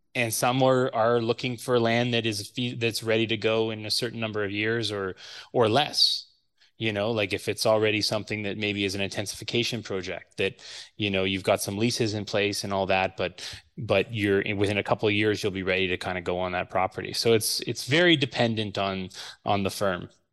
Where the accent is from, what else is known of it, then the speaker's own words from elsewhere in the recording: Ottawa, Ontario, Canada; I attended Canterbury High School here in Ottawa